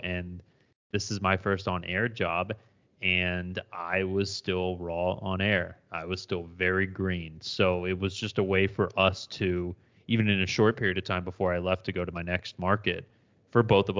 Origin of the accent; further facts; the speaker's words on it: Florida, United States; moved away; also born or lived in Philadelphia; I grew up in Florida, but family is from Philly